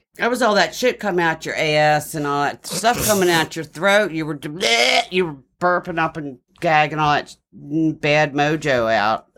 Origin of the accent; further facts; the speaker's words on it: Baltimore, Maryland, United States; accent: Baltimore with a twang; I'm from Baltimore